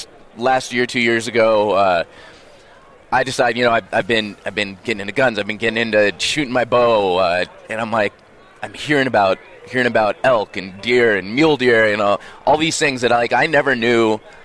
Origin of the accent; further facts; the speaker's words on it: California, United States; I'm from California. What do I do now?